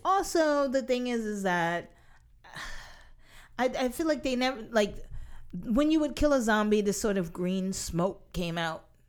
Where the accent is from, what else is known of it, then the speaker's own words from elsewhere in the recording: New York City, New York, United States; as a native New Yorker